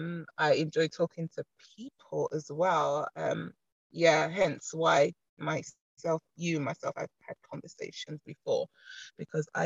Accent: London, United Kingdom; I'm a London native

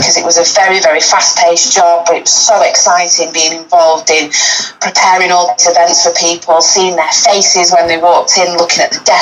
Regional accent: Manchester, North West England, United Kingdom; moved away as an adult; now in London, United Kingdom; my childhood, I'm from Manchester originally, currently living down south now, but my childhood, brought up on a council estate

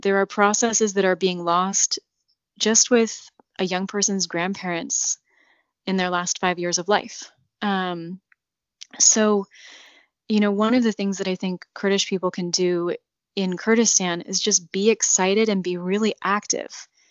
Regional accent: United States; now in Iraq; I am an American

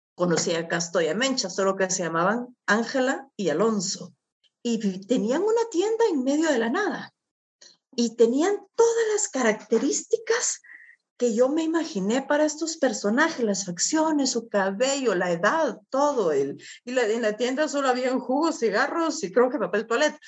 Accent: Guatemala; estar en mi país

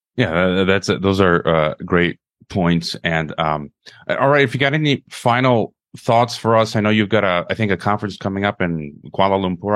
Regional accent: Chicago, Illinois, United States; moved away as an adult; now in Mexico; my hometown of Chicago

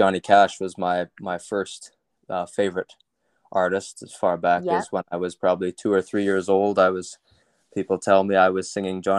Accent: Big River, Saskatchewan, Canada; Well, I guess I was born in Saskatoon in Saskatchewan. Nice. And I lived on a farm near Big River. Actually, it was a ranch.

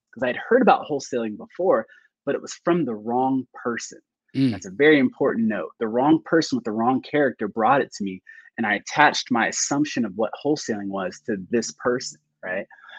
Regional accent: Florida, United States; So at the time, so I'm from Florida. I'm a Florida boy, a military brat.

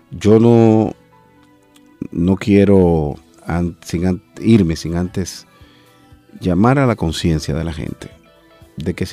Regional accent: Dominican Republic; Yo lo digo con orgullo. Soy dominicano.

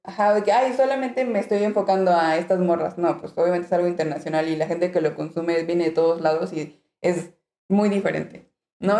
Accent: Mexico; moved away as an adult; also born or lived in Mexico City; now in Alicante, Spain; nosotros como mexicanos tenemos tonos verdes

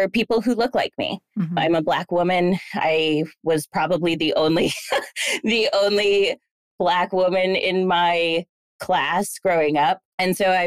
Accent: Dalton, Massachusetts, United States; I grew up in Dalton, Massachusetts, a super, super small town, very white town in rural Massachusetts in Berkshire County

